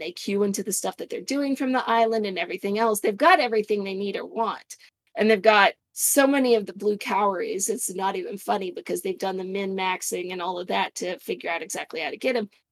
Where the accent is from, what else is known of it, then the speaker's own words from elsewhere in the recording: Arizona, United States; moved away; also born or lived in Indiana; I, I grew up in Arizona